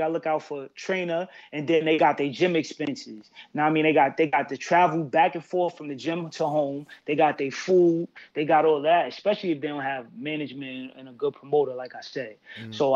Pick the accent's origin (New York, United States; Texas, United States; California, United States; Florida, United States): New York, United States; New York City; I'm from Brooklyn, New York. Crown Heights to be exact